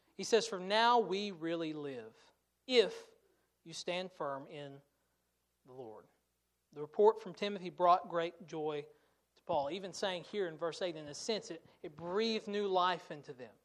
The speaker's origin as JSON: {"language": "English", "country": "United States", "said": "as American Christians"}